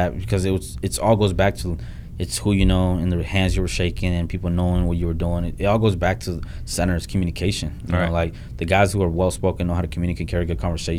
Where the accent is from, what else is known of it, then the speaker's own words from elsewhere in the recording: Honduras; moved away; I come from a third world country. I was born in Honduras